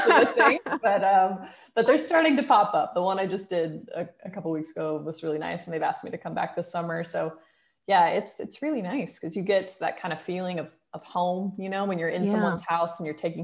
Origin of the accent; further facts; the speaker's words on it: United States; moved away as an adult; also born or lived in London; now in Portugal; my hometown in the US